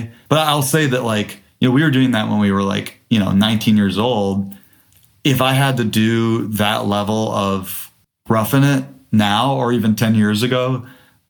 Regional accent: Detroit, Michigan, United States; moved away; also born or lived in Louisville, Kentucky; I grew up in Detroit

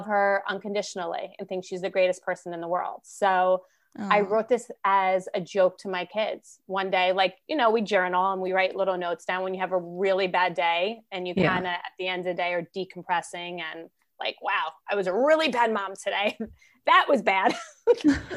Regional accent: New Jersey, United States; I'm born and raised in Jersey. I'm a Jersey girl.

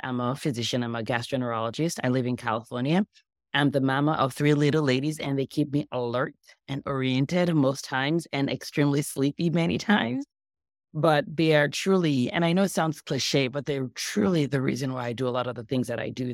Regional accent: Nigeria; also born or lived in Los Angeles, United States; now in United States; I grew up in Nigeria. I moved to the U S about twenty-something years ago.

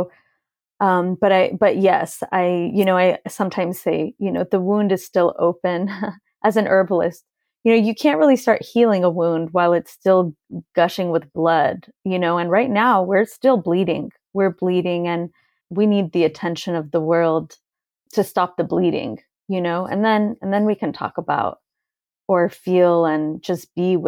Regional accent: California, United States; now in Lebanon; I'm Lebanese and I grew up in California, and I live half time in my village in Lebanon.

